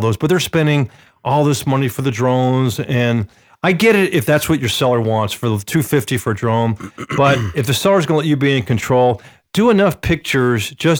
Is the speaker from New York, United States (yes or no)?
no; Atlanta, Georgia, United States; when I grew up in Atlanta playing baseball, Little League.